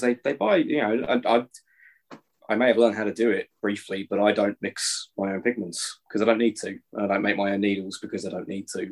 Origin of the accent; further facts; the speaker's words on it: Chatham, South East England, United Kingdom; now in Scotland, United Kingdom; I was born in Chatham